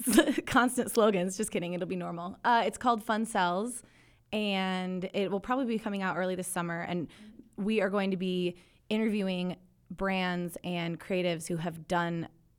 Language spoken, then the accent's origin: English; Minnesota, United States; I grew up in Minnesota on a lake.